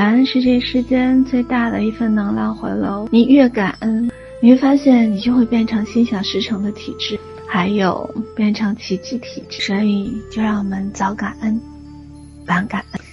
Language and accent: Chinese; China; 作为一个中国人，真的很幸福，也很幸运，生在华夏之家